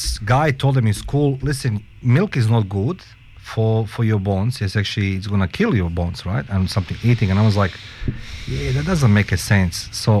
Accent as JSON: {"language": "English", "country": "Australia", "tie": "born there", "said": "because I was born in Australia."}